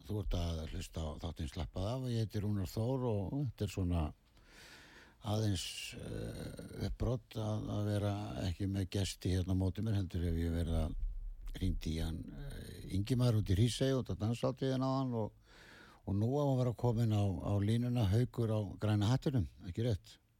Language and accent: Icelandic; Ísafjörður, Westfjords, Iceland; við erum allir frá Ísafjörði